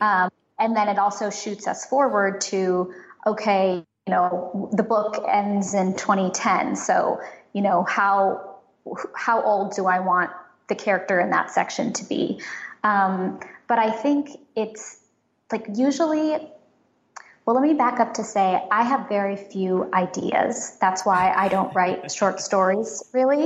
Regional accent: San Francisco, California, United States; I grew up in San Francisco

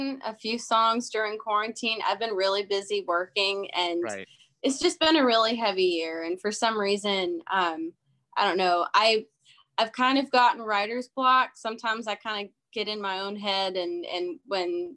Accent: Canton, Ohio, United States; I grew up in Ohio

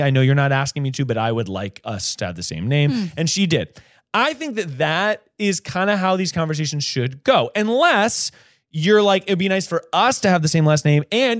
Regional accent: Durham, North Carolina, United States; also born or lived in Hillsborough, North Carolina; I'm from Durham. I grew up.

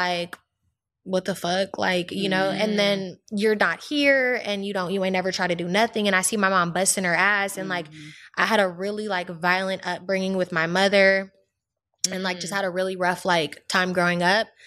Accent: the Bay Area, California, United States; I was raised in the Bay

